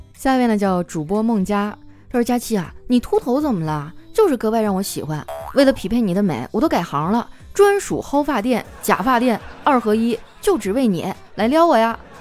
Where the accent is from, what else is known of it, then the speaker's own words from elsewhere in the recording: Northeast China, China; 我们东北人哈，最爱干的事儿就是洗澡